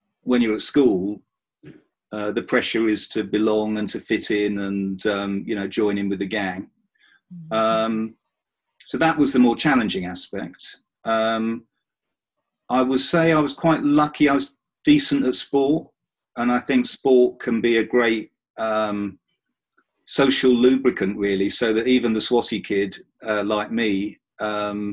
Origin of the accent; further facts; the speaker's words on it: Romford, East of England, United Kingdom; also born or lived in Oxford; I was born in 1964 in Romford in Essex. I'm a proud Essex person.